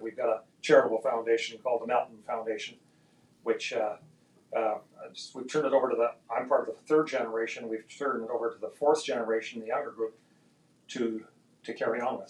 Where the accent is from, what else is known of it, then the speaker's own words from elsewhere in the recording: Edmonton, Alberta, Canada; also born or lived in London, England; took me in her arms, and I was six months old, to Canada, where my dad lived in Edmonton, Alberta.